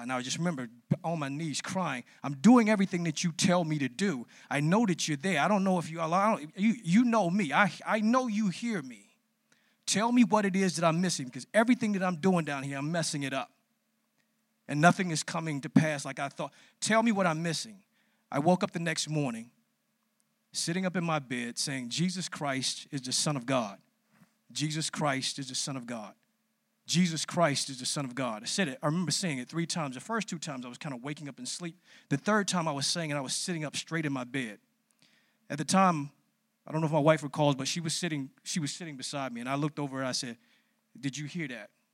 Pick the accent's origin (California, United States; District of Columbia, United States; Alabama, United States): District of Columbia, United States; Washington; I grew up in Southeast D C